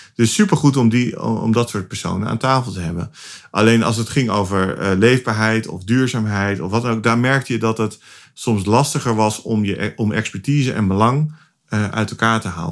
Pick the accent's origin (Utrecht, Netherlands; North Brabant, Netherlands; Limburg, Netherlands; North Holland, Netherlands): Utrecht, Netherlands; ik kom uit Utrecht.